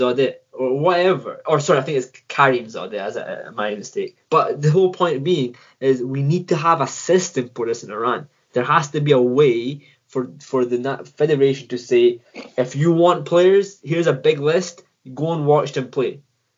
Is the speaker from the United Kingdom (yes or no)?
yes; Scotland, United Kingdom; I'm from Scotland